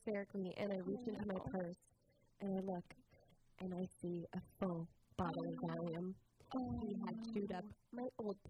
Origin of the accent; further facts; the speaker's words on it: Los Angeles, California, United States; I'm born and raised in Los Angeles, California.